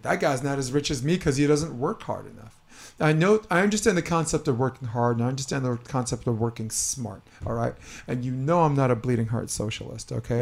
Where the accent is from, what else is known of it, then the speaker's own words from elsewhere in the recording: California, United States; as a Californian